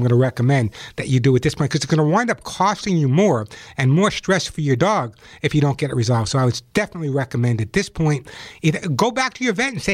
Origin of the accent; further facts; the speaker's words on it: New York, United States; now in Los Angeles, United States; I'm from New York